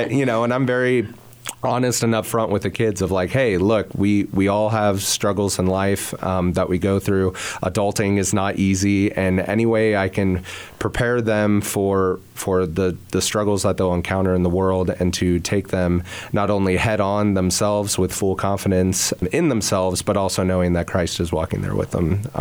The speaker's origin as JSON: {"language": "English", "town": "Hays", "region": "Kansas", "country": "United States", "tie": "born or raised there", "said": "youth director in Hays, Kansas, which is my hometown"}